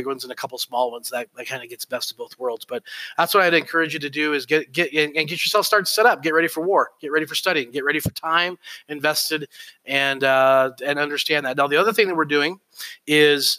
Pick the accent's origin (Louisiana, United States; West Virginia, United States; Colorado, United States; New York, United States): Colorado, United States; I grew up in Colorado